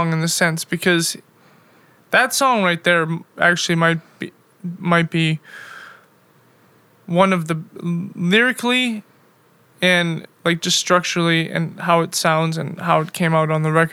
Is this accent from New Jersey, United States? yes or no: no; Bismarck, North Dakota, United States; moved away as an adult; also born or lived in Milwaukee / Chicago / Europe; originally I am from North Dakota.